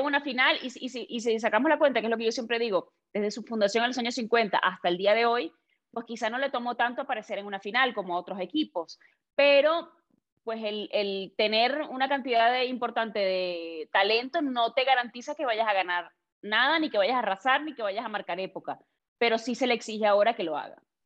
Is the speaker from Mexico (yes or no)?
no; Venezuela; los venezolanos